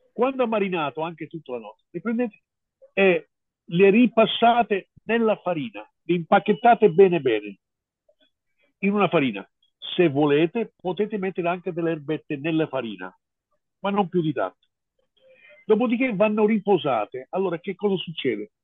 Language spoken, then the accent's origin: Italian; United States; now in Italy; io sono statunitense, sono americano